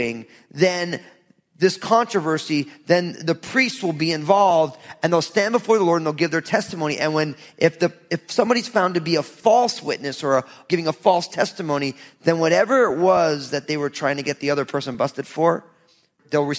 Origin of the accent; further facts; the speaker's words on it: New Jersey, United States; I'm from Jersey.